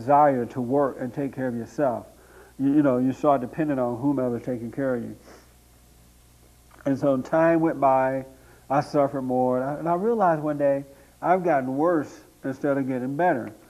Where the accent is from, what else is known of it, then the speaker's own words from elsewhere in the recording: Tuskegee, Alabama, United States; moved away as an adult; now in Los Angeles, United States; I grew up in Alabama, right outside of Tuskegee, Alabama, near Montgomery, Alabama, on a plantation there